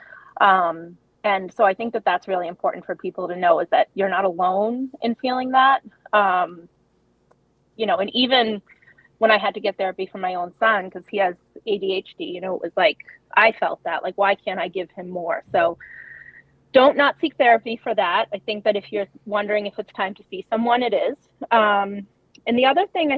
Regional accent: Massachusetts, United States; I was born and raised in Massachusetts

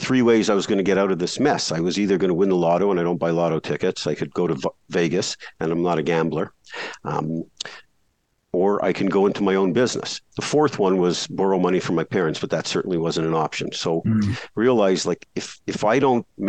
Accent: Canada; I grew up in Canada, shoveling snow in the winter

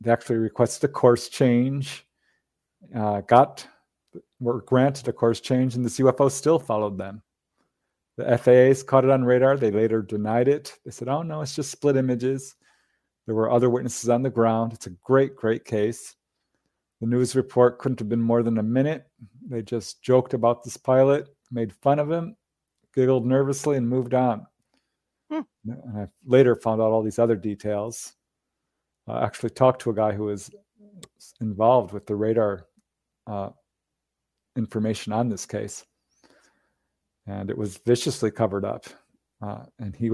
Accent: Los Angeles, California, United States; I am a bookkeeper from Reseda, California, former bookkeeper

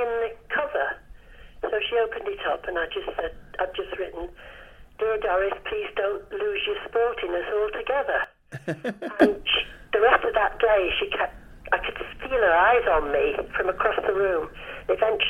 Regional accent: the North of England, United Kingdom; accent: Northern; I'm still Northern.

